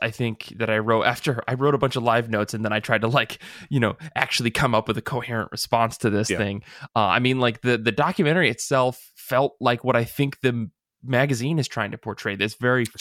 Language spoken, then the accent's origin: English; United States; we're American